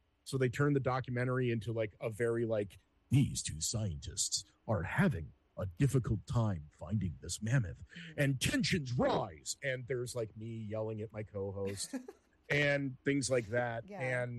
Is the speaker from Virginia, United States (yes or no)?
no; Los Angeles, California, United States; I'm a native Angeleno. I was born in San Fernando Valley. I've lived on both sides of the hill. Right now I live in Hollywood.